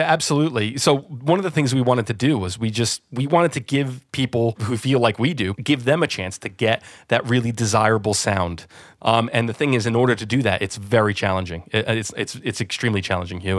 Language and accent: English; New Jersey, United States; moved away as an adult; now in London, United Kingdom; I'm originally from New Jersey, yeah. So just outside New York City, I was very spoiled to grow up where I did